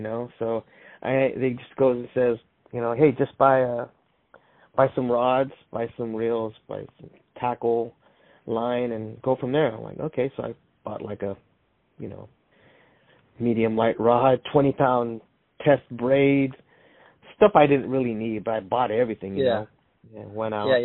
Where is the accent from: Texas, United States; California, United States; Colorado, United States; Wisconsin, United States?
California, United States; San Jose; also born or lived in Salinas, California; born in Salinas and raised in San Jose